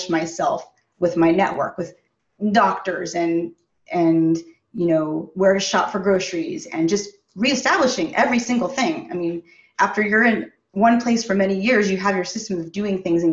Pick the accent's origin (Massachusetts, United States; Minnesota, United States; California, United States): California, United States; San Francisco Bay Area; also born or lived in Los Angeles, United States; now in Michigan, United States; I'm originally from the Bay Area, from San Francisco Bay Area, and I built my career